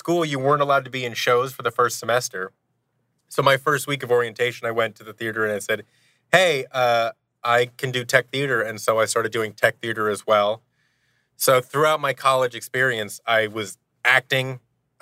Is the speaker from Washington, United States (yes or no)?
yes; Seattle, Washington, United States; I grew up in Seattle, Washington